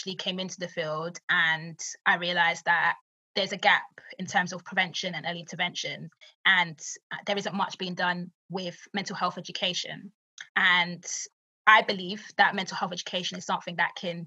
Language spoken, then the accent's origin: English; London, United Kingdom; I grew up in East London, grew up in what they would call the hood